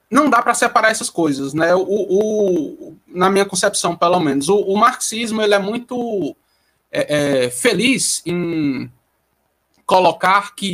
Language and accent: Portuguese; Ceará, Brazil; porque eu moro em Juazeiro do Norte, eu sou cearense, moro em Juazeiro do Norte.